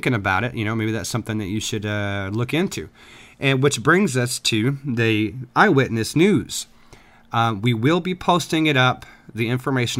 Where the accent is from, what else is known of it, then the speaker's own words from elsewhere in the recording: South Texas, United States; now in Midwest, United States; I grew up for a while in South Texas